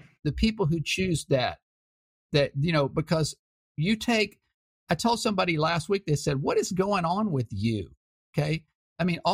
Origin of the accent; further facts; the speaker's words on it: Houston, Texas, United States; My hometown, Houston Post